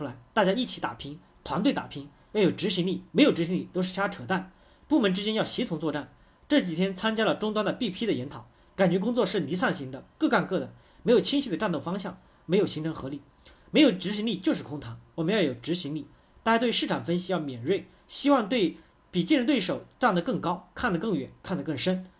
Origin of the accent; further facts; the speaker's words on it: China; 跟我们中国人做的搜狗、百度输入法差得很远